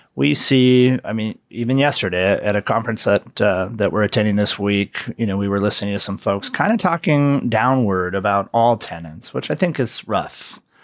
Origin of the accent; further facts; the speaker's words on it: hometown of the Carr Fire, California, United States; the car fire was in my hometown